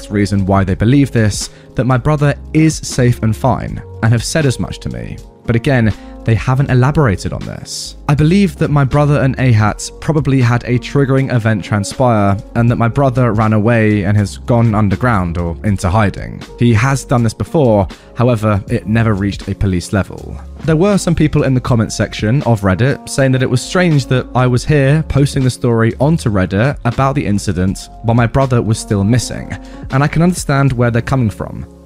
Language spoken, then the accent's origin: English; Australia